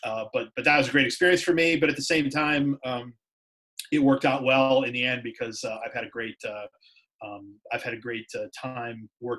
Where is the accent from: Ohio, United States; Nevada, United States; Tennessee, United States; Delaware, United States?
Ohio, United States; Cleveland; moved away; I'm from the Cleveland area in Ohio, and I went to Ohio University, went journalism program there. And then I worked at a couple of small newspapers in Northeast Ohio right out of college.